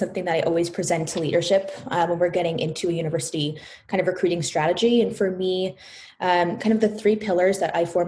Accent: Palo Alto, California, United States; I was born and raised in Palo Alto, traveled down to Southern California for college

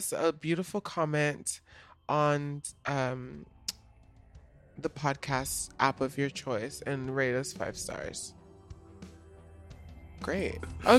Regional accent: Australia; So I'm Australian.

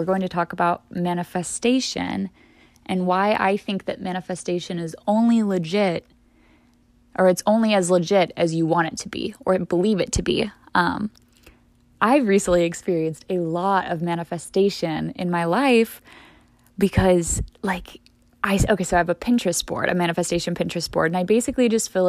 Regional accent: Midwest, United States; The Midwest, I've been saying this a lot lately, the Midwest was never the problem when I was growing up.

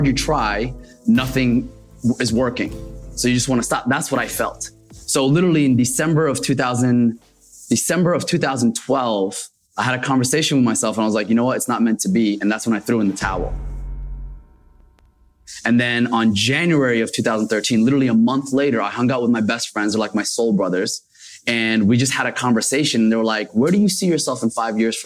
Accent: Paterson, New Jersey, United States; also born or lived in Mecca, Saudi Arabia; I actually grew up in Paterson, New

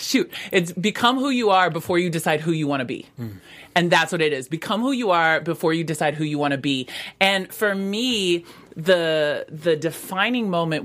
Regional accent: Pacific Northwest, United States; also born or lived in West Coast; I grew up on the West Coast, primarily in the Pacific Northwest, and there wasn't a lot of people there that looked like me.

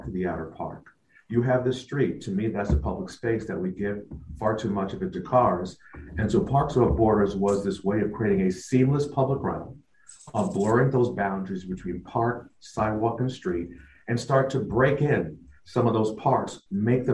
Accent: New York City, New York, United States; moved away; growing up in Brooklyn and then traveling, not every city looked like the Brooklyn I grew up

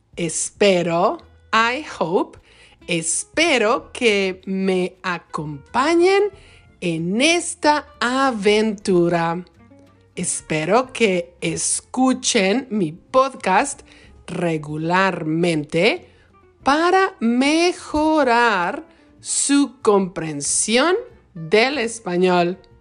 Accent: Michoacán, Mexico; now in Wisconsin, United States; Soy de México, específicamente del bonito estado de Michoacán, en la costa del Océano Pacífico

